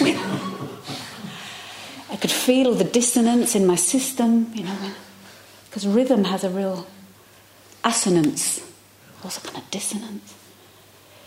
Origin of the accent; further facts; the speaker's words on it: London, United Kingdom; moved away; I come from London